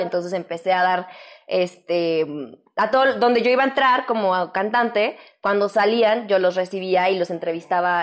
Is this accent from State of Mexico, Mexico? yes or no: no; León, Guanajuato, Mexico; moved away as an adult; now in Mexico City, Mexico; ya vine del León con todas mis chivas y aquí estoy